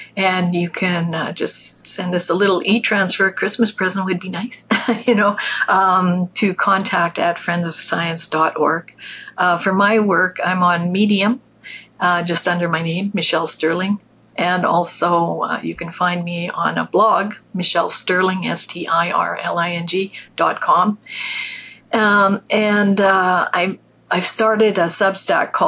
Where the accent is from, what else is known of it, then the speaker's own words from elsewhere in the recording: Canada; I'm a Canadian too.